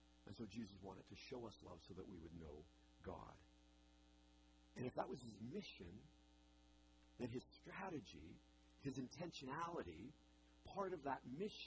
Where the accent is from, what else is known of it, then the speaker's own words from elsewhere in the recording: British Columbia, Canada; moved away; I grew up in British Columbia in the Rockies.